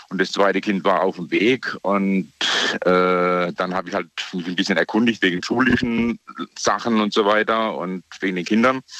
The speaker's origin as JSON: {"language": "German", "town": "Eppingen", "region": "Baden-Württemberg", "country": "Germany", "also_born_or_lived": "Ghana", "said": "Ich bin aus Eppingen bei Heilbronn, mhm. Baden-Württemberg."}